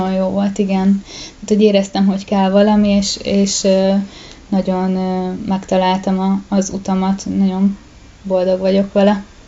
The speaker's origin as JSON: {"language": "Hungarian", "region": "Pest", "country": "Hungary", "tie": "born or raised there", "said": "én egy kisvárosban nőttem fel, ahol volt egy gimnázium"}